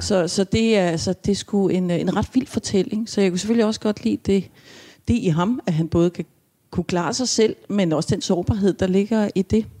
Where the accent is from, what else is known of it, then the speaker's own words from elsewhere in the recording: Sengeløse, Capital Region of Denmark, Denmark; also born or lived in Vesterbro; jeg kommer fra Tostrup, fra Sengeløse, som er sådan altså i, som dengang i hvert fald var meget landligt